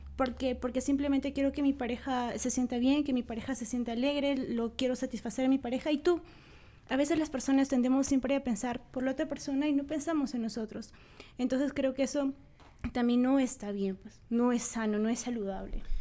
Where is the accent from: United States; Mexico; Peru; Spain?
Peru; Huancayo, Junín; Hoy en día nosotros vivimos, somos de acá de Huancayo